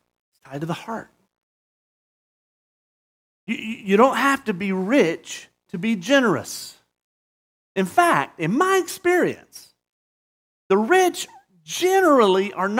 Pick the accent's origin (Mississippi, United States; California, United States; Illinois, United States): Mississippi, United States; now in Murrieta, United States; Mississippi, my home state. It's been the poorest state for, I don't know, I'm 50 years old